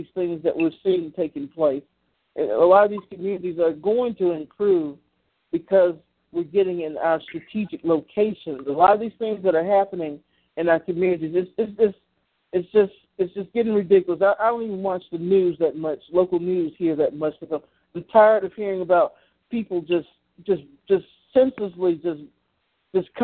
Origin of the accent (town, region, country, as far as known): Columbus, Georgia, United States; born or raised there; now in Macon, United States